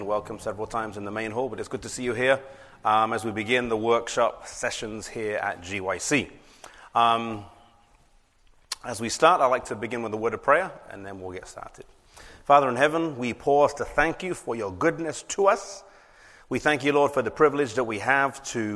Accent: England, United Kingdom; I come from England.

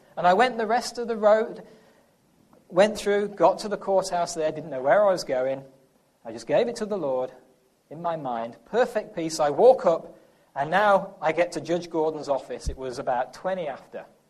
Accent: England, United Kingdom; accent: English; now in United States; I'm from England

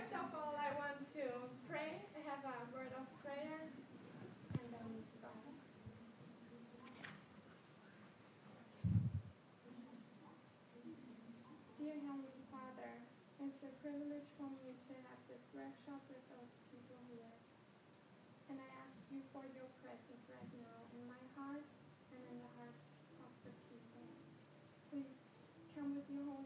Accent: Germany; English is a second language; moved away as an adult; now in Switzerland; it's not my native language. I'm from Germany

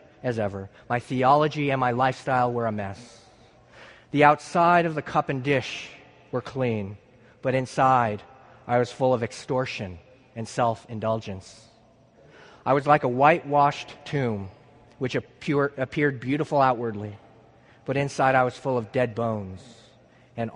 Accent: San Luis Obispo, California, United States; moved away

